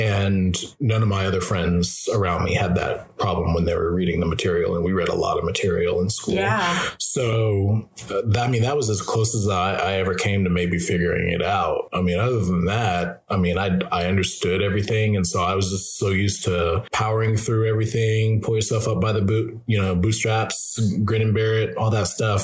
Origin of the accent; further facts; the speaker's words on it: Louisiana, United States; I'm an African American and I grew up mostly in the South, uh, particularly Louisiana